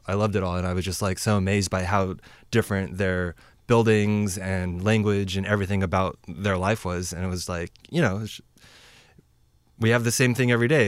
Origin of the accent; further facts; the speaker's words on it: Lynnwood, Washington, United States; I grew up in Linwood